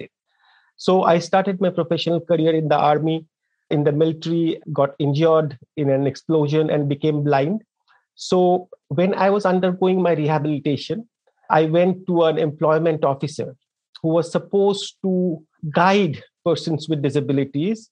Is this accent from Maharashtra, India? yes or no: no; Darjeeling, West Bengal, India; moved away as an adult; I grew up in a small town in India, in the eastern part of India, in a district called Darjeeling that makes tea